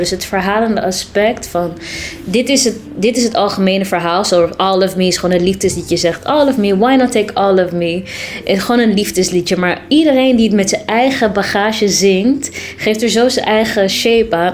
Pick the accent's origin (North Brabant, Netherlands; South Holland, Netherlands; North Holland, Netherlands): North Holland, Netherlands; Amsterdam; ben geboren en getogen in Amsterdam. Ja. In Amsterdam-Oost.